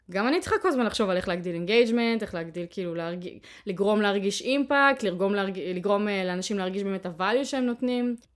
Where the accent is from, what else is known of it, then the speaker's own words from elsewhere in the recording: Ariel, West Bank, Israel; אני גדלתי באריאל, אבל למדתי בתיכון בתל אביב